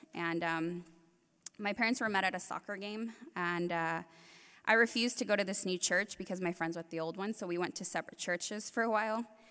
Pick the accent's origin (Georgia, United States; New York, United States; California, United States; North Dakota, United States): California, United States; Compton; I was born in Compton, and I was raised in the same neighborhood as …